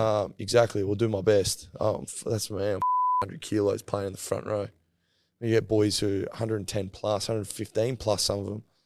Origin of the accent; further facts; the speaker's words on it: Queensland, Australia; being a Queenslander